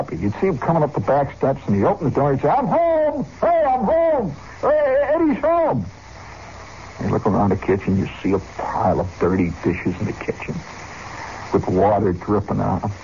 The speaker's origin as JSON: {"language": "English", "region": "Indiana", "country": "United States", "said": "I'm from Indiana"}